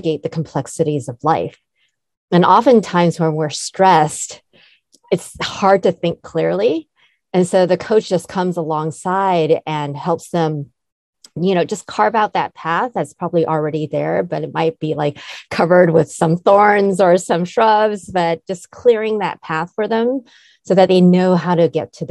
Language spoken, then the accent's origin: English; California, United States; also born or lived in Taiwan; greetings from sunny California, where I've lived most of my life. So to tell you a little bit more about myself, I immigrated from Taiwan when I was just 5 years old